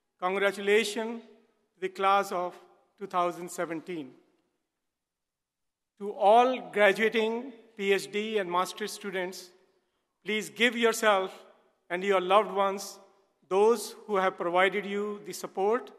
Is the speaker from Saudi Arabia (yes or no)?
no; Delhi, India; moved away; I grew up in Delhi, India, in a family that ran a very successful business